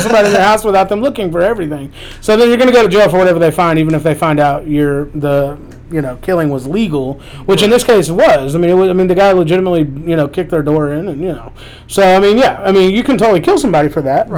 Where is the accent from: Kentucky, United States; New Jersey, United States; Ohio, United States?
Kentucky, United States; Lexington; also born or lived in North Carolina; I was born in Lexington. I've lived here most of my life